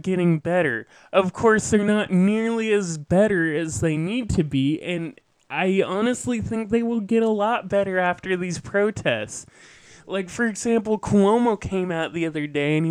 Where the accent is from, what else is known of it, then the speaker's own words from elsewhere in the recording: West Coast, United States; moved away as an adult; growing up on the West Coast